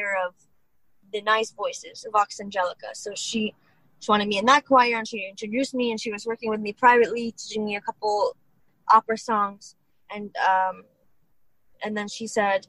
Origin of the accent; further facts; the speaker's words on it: Detroit, Michigan, United States; I'm from Detroit, but I am from Detroit